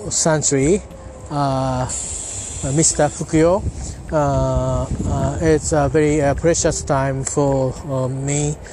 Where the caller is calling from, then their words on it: Japan; English is a second language; I'm talking from Japan. I'm at uh, near my local train station.